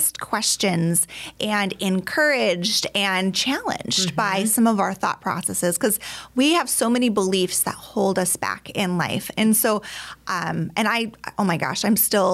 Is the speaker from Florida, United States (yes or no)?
no; Alaska, United States; also born or lived in Colorado / Texas; now in Minnesota, United States; I was born and raised in Alaska